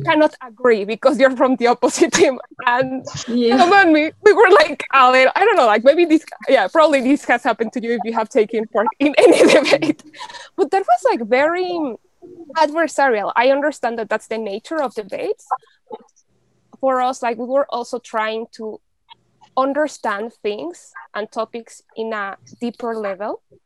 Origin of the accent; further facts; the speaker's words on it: Mexico City, Mexico; English is a second language; moved away as an adult; also born or lived in United Kingdom; I'm originally from Mexico. Um, I grew up in Mexico City